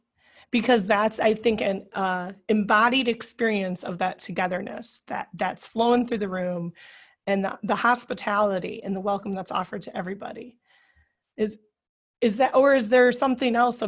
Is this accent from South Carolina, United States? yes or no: no; Iowa, United States; the little parish that I grew up in Iowa